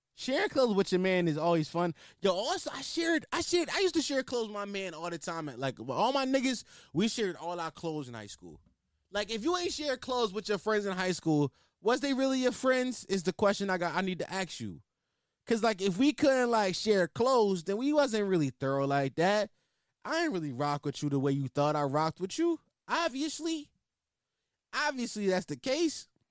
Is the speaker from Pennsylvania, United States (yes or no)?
yes; Philadelphia, Pennsylvania, United States; accent: Philly; I just went heavy into my Philly accent. Sometimes it just be popping out of me